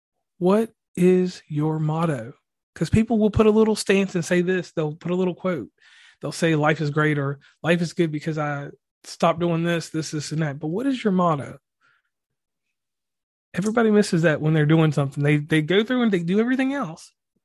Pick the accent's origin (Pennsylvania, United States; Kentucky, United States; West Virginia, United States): West Virginia, United States; So once again … from West Virginia and Commonplace.